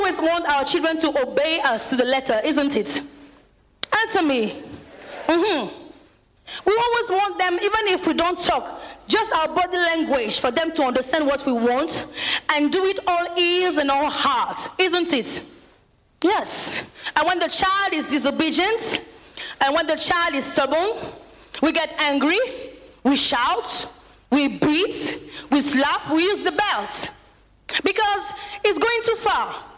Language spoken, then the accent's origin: English; France; moved away as an adult; now in Nigeria; I'm from France, and I'm an evangelist here at the Synagogue Church of All Nations